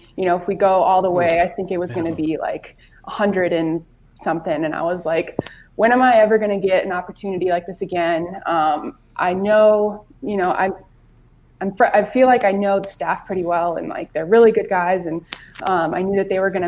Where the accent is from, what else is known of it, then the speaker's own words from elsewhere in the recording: Alaska, United States; accent: Alaska accent; moved away as an adult; also born or lived in Colorado; now in Denver, United States; I'm from Alaska, so we don't have pro sports teams there